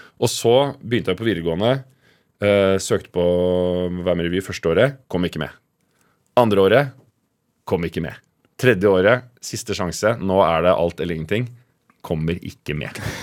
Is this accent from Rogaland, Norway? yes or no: no; Oslo, Norway; also born or lived in Mortensrud, Oslo; Nordstrand er en eh, ganske rik, eh, hvit bydel i, eh, i Oslo. Som jeg vokste opp